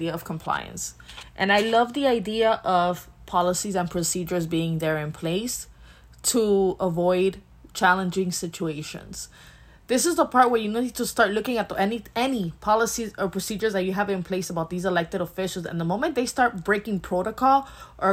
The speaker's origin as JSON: {"language": "English", "town": "Miami", "region": "Florida", "country": "United States", "said": "We're from Miami"}